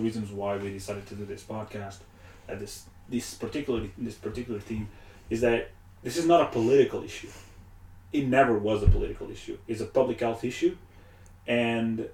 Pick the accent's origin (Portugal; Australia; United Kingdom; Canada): Portugal; moved away; back home, Portugal. I am from Portugal.